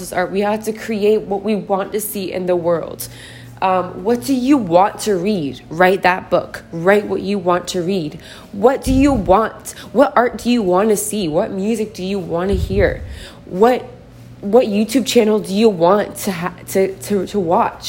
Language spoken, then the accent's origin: English; Portland, Oregon, United States; now in Austin, United States; I am from Portland, Oregon. I'm currently living in Austin, Texas